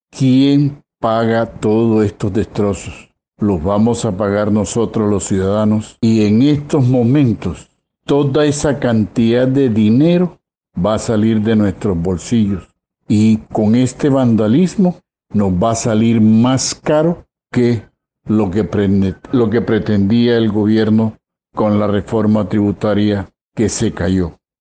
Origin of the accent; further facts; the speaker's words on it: Colombia; como colombianos